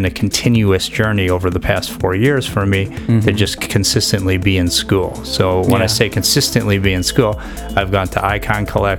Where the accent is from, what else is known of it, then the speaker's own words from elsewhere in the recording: Chicago, Illinois, United States; moved away as an adult; now in California, United States; I grew up in Chicago.